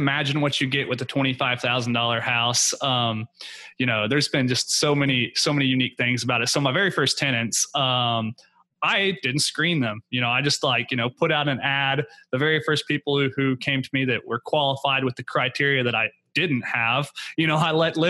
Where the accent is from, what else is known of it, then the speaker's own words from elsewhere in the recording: Oklahoma, United States; now in Houston, United States; I currently live in Houston, Texas. I'm from Oklahoma. That's my home market.